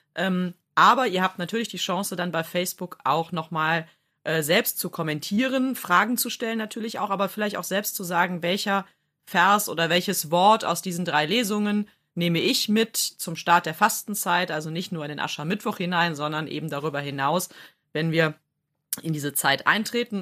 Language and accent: German; Rhineland, Germany; so als Rheinländerin